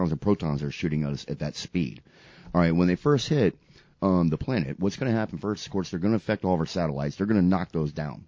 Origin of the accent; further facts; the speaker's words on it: United States; as American people